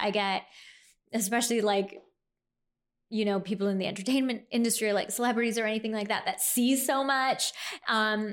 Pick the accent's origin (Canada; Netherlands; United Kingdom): Canada; moved away as an adult; also born or lived in New York; I was living in New York at that time, so I'm Canadian